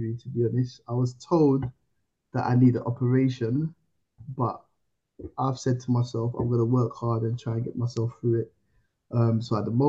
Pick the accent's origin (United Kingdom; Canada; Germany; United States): United Kingdom; also born or lived in Ivory Coast; I wasn't born in this country, so I'm from Ivory Coast. I was born in Ivory Coast, so I came over when I was like 9 years old